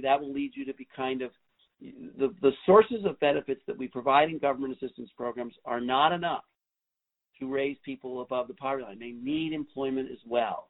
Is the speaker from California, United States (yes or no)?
no; New York City, New York, United States; when I grew up in New York City in the 70s